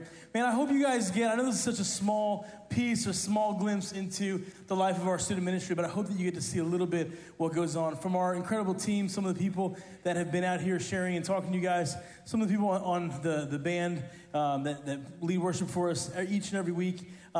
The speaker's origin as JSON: {"language": "English", "country": "Italy", "tie": "born or raised there", "said": "See, people call me … because I grew up in Italy. My parents are missionaries there."}